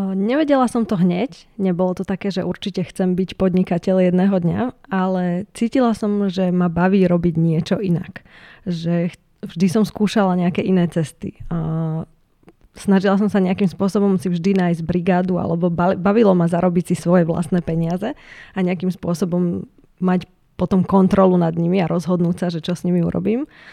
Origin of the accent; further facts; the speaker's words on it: Ružomberok, Žilina Region, Slovakia; Ja som teda z Ružomberka